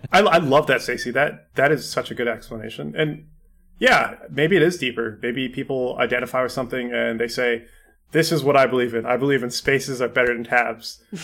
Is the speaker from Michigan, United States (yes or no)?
no; California, United States; growing up in California